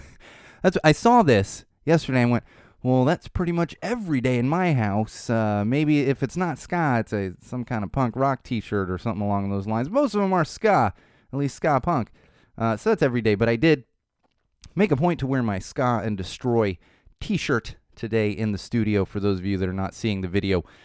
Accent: San Diego, California, United States; now in Los Angeles, United States; where I grew up in San Diego

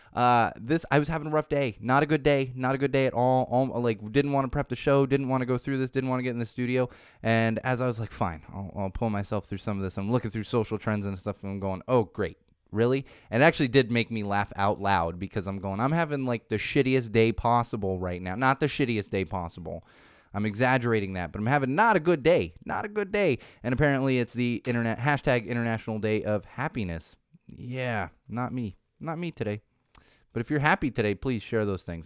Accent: Southern California, United States; also born or lived in Miami, Florida; It's really more of a Southern Cal, more of a Southern California boy

